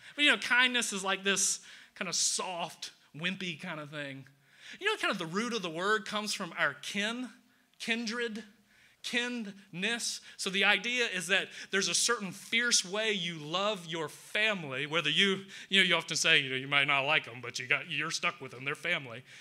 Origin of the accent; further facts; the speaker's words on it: Atlanta, Georgia, United States; I'm from the South, from Atlanta.